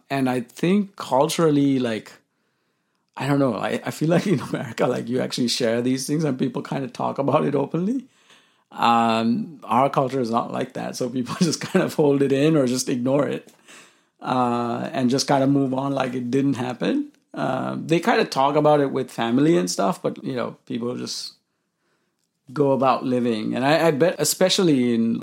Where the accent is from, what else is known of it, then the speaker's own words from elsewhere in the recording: Colombo, Western Province, Sri Lanka; moved away as an adult; now in United States; I was born in Colombo, Sri Lanka, which is the capital